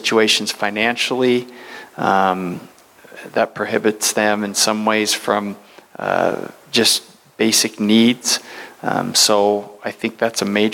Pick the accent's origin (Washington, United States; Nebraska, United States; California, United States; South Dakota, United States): Washington, United States; Centralia; also born or lived in New York / Los Angeles; I grew up in Centralia, just down the road